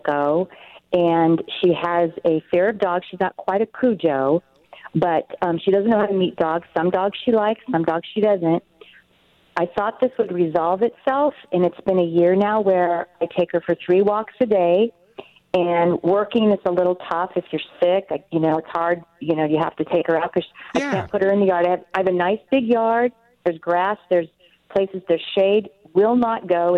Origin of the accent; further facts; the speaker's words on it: Illinois, United States; I was born in Illinois